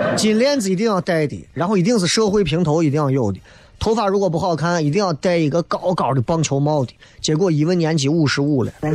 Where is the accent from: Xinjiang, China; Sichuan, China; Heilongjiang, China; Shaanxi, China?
Shaanxi, China; Xi'an; 俺西安人